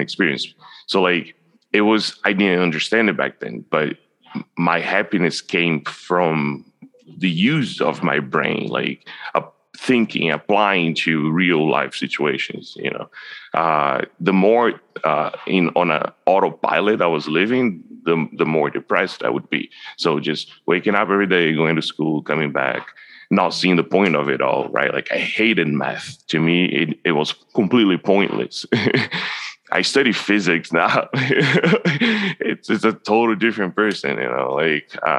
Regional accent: Brazil; now in Canada; I grew up in Brazil

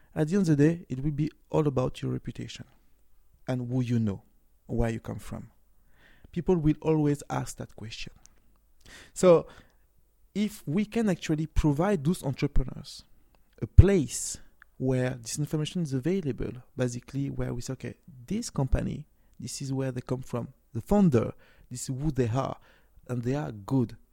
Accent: France; moved away; also born or lived in Cameroon (ancestry) / Nigeria; I was born and raised in France, but my original country is Cameroon, so I'm a Cameroon

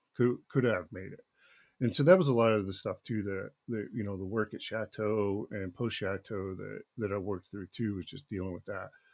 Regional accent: Duncanville, Texas, United States; also born or lived in Austin, Texas; I was born in Austin, Texas, grew up in, in, uh, Dallas, Texas, in a little town, uh, Duncanville

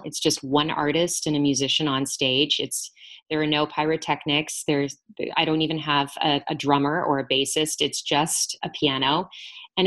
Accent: Lakeland, Florida, United States; my hometown of Lakeland, Florida

